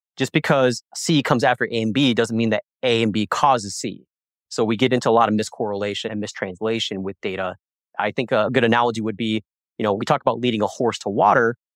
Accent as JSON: {"language": "English", "town": "Springfield", "region": "Missouri", "country": "United States", "said": "I'm actually from Springfield, Missouri"}